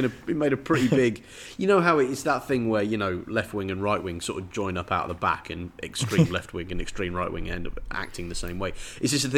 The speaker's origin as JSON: {"language": "English", "region": "England", "country": "United Kingdom", "also_born_or_lived": "Bangladesh", "said": "I am English"}